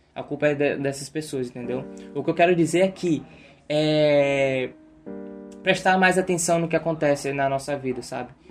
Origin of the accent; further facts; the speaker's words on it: Brazil; eu sou brasileiro